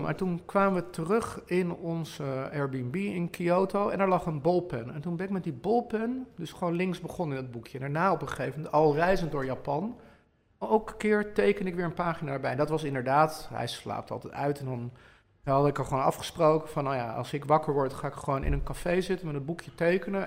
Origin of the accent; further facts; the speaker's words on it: Bilthoven, Utrecht, Netherlands; ik groeide op in Beeldhoven Noord